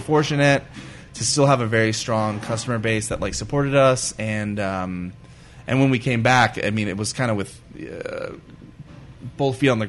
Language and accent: English; Glendale, California, United States; I grew up in Glendale.